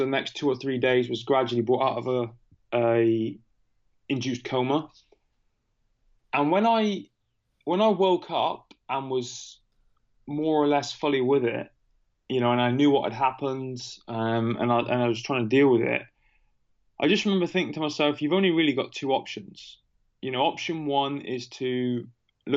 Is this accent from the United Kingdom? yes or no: yes; United Kingdom; I'm not from America, as you can tell by my funny accent. I'm from the UK.